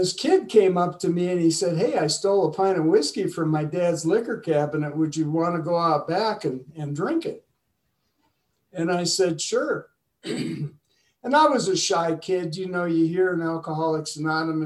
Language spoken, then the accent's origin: English; Madison, Wisconsin, United States; I was born in Madison, Wisconsin, way up north